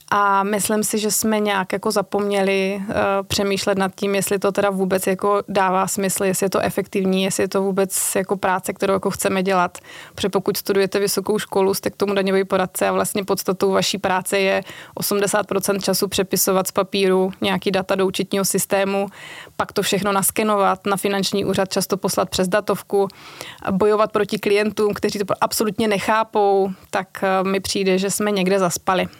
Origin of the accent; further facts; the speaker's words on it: Moravia, Czechia; moved away as an adult; also born or lived in Brno; now in Prague, Czechia; já pocházím z Moravy, tam jsem si našla manžela Pražáka